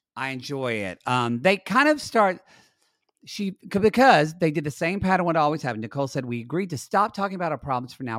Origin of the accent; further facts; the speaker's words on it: United States; I am an American watching it, and as an American watching